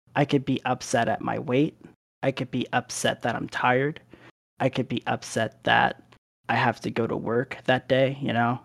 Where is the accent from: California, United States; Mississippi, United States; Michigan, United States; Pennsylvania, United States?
Pennsylvania, United States; Philadelphia; moved away; also born or lived in Arizona / Delaware; we ended up moving to Philadelphia for the majority of what I can remember of my younger years